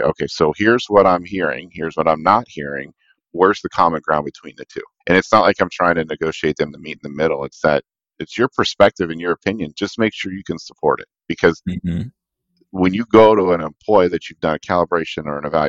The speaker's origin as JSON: {"language": "English", "town": "Pittsburgh", "region": "Pennsylvania", "country": "United States", "tie": "born or raised there", "moved": "yes", "lives_now": "Cleveland, United States", "said": "They're in Pittsburgh, so I gotta rep my hometown here"}